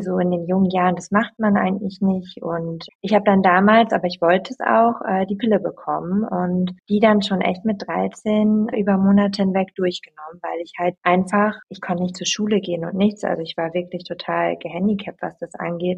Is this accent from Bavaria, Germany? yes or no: no; East Frisia, Lower Saxony, Germany; moved away as an adult; also born or lived in Berlin; Ich komme gebürtig aus Ostfriesland